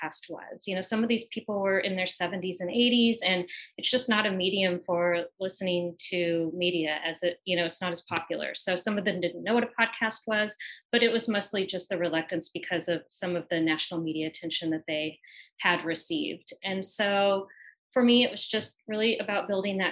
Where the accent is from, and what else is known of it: the Ozarks, United States; born or raised there